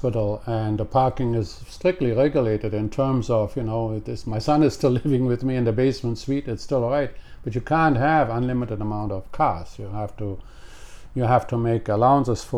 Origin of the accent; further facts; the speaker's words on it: Cologne, North Rhine-Westphalia, Germany; English is a second language; moved away as an adult; now in Canada; in my hometown of Cologne in Germany